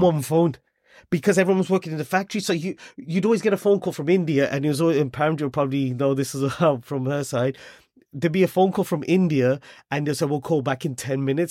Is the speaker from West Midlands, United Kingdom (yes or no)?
yes; Wolverhampton, West Midlands, United Kingdom; moved away as an adult; also born or lived in Germany; now in London, United Kingdom; I was born and brought up in Wolverhampton.